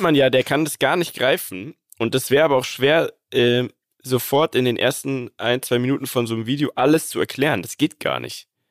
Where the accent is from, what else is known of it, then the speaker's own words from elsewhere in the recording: Munich, Bavaria, Germany; ich als Münchner, geborener Münchner